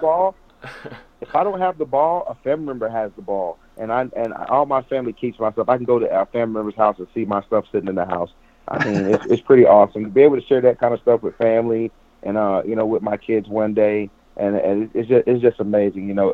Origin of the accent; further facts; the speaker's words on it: Polk County, Florida, United States; moved away; also born or lived in Buffalo; I'm from Polk County, which is only a county away